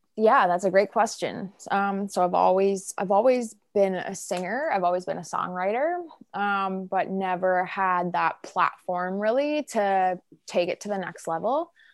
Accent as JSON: {"language": "English", "town": "Peterborough", "region": "Ontario", "country": "Canada", "tie": "born or raised there", "said": "growing up in Peterborough was awesome"}